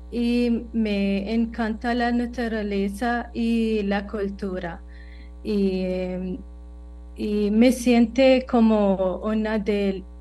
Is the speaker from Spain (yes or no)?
no; United Arab Emirates; Spanish is a second language; now in Costa Rica; Em, soy … de los Emiratos Árabes Unidos. Eh, vine a Costa Rica hace un par de años y para mejorar español